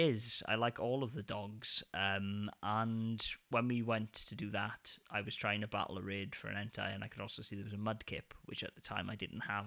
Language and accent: English; United Kingdom; now in Denmark; my hometown in the U K